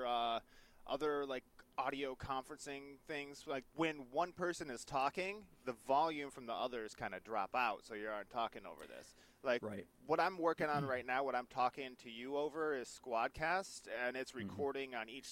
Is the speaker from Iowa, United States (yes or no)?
yes; Iowa, United States; moved away; I'm from Iowa originally